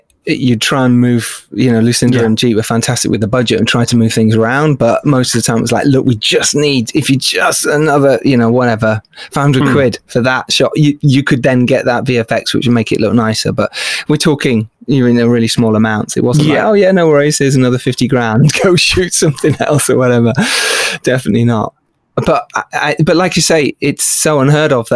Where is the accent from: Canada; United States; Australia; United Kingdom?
United Kingdom; England; as English people